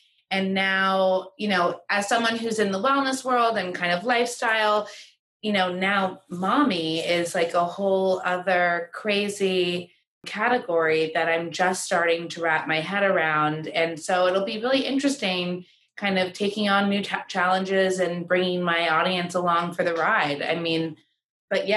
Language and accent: English; New York, United States; I'm born and raised in New York and I went to school not so far, just in upstate New York